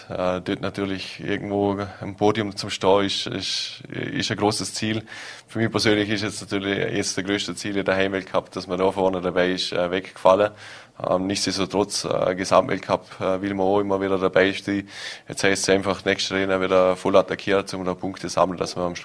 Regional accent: Vorarlberg, Austria; jeder verbindet Weihnachten doch irgendwo mit Schnee als Vorarlberger.

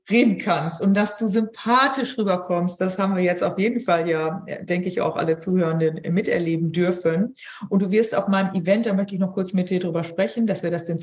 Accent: Hamburg, Germany; Ich sage lieber nichts, ich bin da kleinlaut als Hamburgerin.

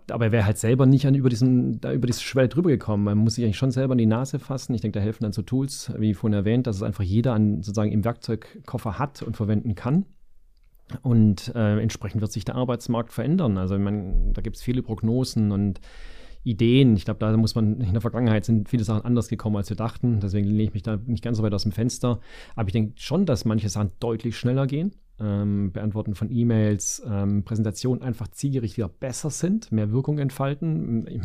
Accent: Stuttgart, Baden-Württemberg, Germany; ein Öl im Getriebe, wenn ich das sozusagen als äh, Stuttgarter sagen darf.

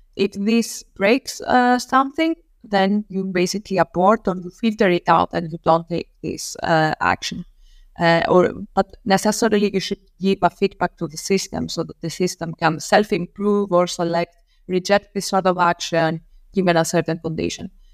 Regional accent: Rhodes, South Aegean, Greece; moved away as an adult; now in Darmstadt, Germany; I grew up in an island in Greece, so I come from, uh, Rhodes.

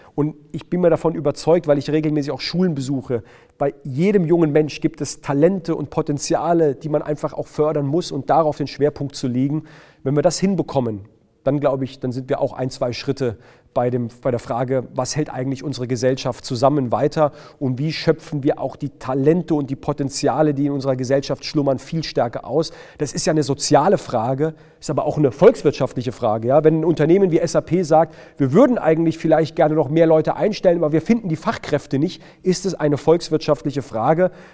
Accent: Heidelberg, Baden-Württemberg, Germany; ich bin in Baden-Württemberg geboren, ich bin gebürtiger Heidelberger, ich komme aus, aus, aus Baden-Württemberg, ich kann auch Dialekt schwätzen

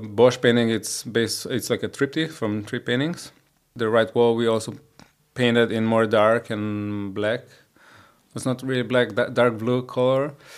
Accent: Koper, Slovenia; i was born in Slovenia in Koper, which is like a small town uh, at the seaside next to Trieste

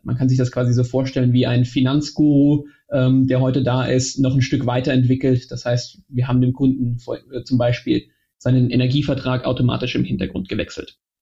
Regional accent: Germany; also born or lived in Austria / London / Mannheim / Moscow; gebürtig, auch wenn man's jetzt nicht mehr hört, bin ich Österreicher, aber in Deutschland aufgewachsen

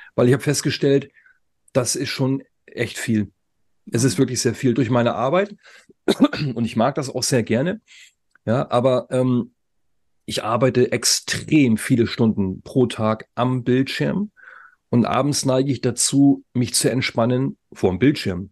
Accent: the North, Northern Germany, Germany; wir sind aus dem Norden

